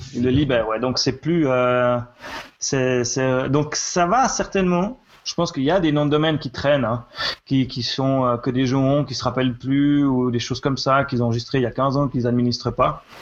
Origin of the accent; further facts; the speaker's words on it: Switzerland; chez nous en Suisse